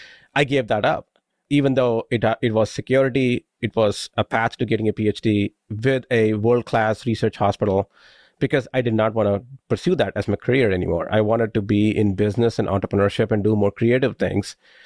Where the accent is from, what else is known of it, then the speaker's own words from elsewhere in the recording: India; moved away as an adult; now in United States; I moved from India when I was 21, so I consider myself living the American dream as an immigrant.